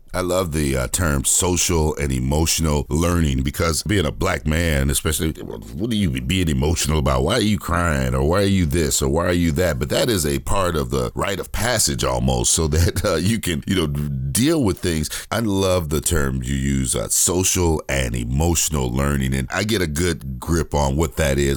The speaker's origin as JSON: {"language": "English", "town": "Gary", "region": "Indiana", "country": "United States", "tie": "born or raised there", "said": "I grew up in Gary, Indiana."}